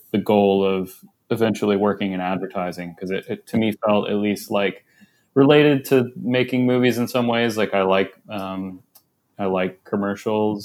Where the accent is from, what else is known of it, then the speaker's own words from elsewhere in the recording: Jefferson City, Missouri, United States; moved away as an adult; now in Los Angeles, United States; I grew up in central Missouri, in Jefferson City and around